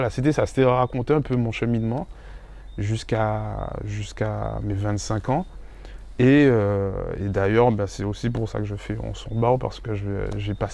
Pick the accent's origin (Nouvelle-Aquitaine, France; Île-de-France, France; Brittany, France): Île-de-France, France; Paris; born there; also born or lived in Guadeloupe; Donc de mon départ de Paris, parce que je suis né à Paris, de mon départ de Paris avec mes parents pour aller en Guadeloupe, à mon retour